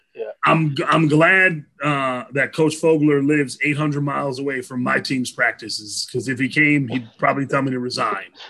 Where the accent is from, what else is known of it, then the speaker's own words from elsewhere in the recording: New Jersey, United States; I grew up in New Jersey